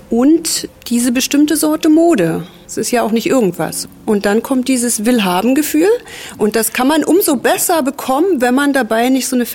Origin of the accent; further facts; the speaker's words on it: Berlin, Germany; Ich bin eigentlich aus Berlin, da gibt es ja auch viele schöne Läden, aber nicht so etwas.